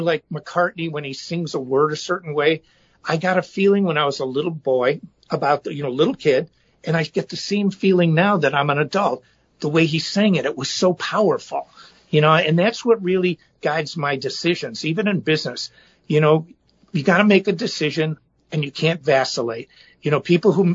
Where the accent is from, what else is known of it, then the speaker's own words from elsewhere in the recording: Chicago, Illinois, United States; I'm from Chicago